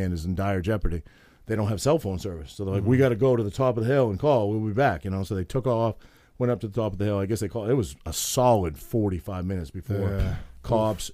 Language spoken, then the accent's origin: English; Maine, United States; I'm from Maine